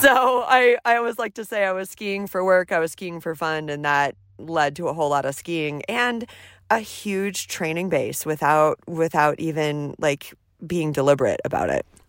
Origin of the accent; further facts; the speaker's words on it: Seattle, Washington, United States; now in Anchorage, United States; I grew up about three miles north of the Space Needle in Seattle, Washington